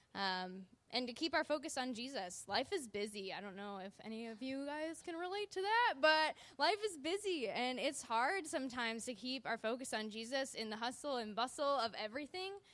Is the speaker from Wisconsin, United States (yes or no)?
yes; Wisconsin, United States; now in Southern California, United States; I was born in Wisconsin